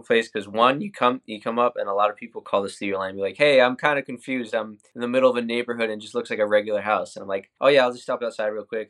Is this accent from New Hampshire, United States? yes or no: yes; New Hampshire, United States; moved away as an adult; now in Orlando, United States; I'm working out of Orlando, Florida now, but I'm originally from New Hampshire. I lived the first eighteen years of my life up there